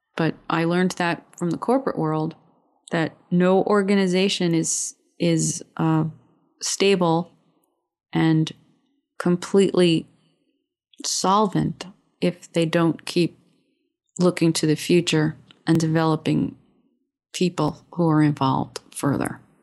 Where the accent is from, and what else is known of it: United States